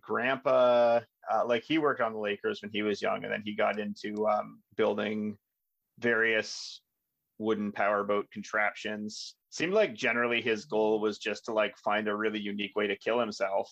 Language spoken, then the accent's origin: English; Railton, Ontario, Canada; I'm from Railton. Railton, Ontario, Canada